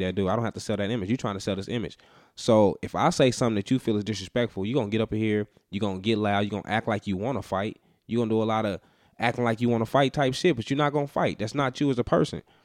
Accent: Las Vegas, Nevada, United States; I'm a nigga from Vegas

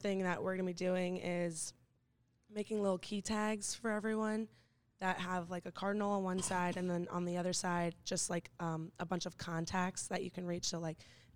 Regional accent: Fort Lauderdale, Florida, United States; moved away; I'm from Fort Lauderdale

